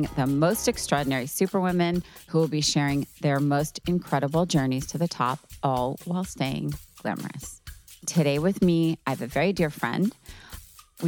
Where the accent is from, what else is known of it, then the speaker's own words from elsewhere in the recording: New York, United States; I'm a New Yorker at heart for life